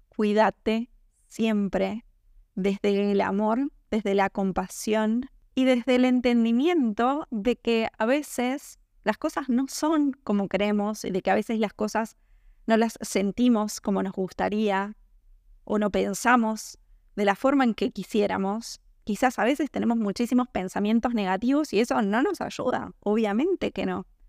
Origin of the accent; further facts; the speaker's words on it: Argentina; en mi país, en Argentina